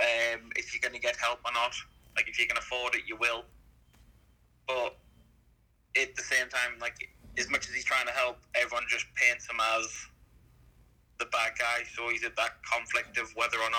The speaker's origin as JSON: {"language": "English", "town": "Sunderland", "region": "North East England", "country": "United Kingdom", "also_born_or_lived": "near Bournemouth", "said": "England. Place called Sunderland."}